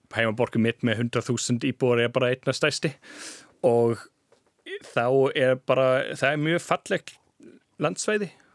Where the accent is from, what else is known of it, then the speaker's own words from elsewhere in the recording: Jena, Thuringia, Germany; Icelandic is a second language; moved away as an adult; also born or lived in Freiberg, Germany; now in Iceland; ég var alveg upp í Jena